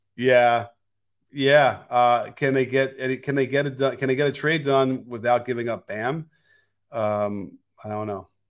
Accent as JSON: {"language": "English", "town": "Chicago", "region": "Illinois", "country": "United States", "said": "we're both from Chicago"}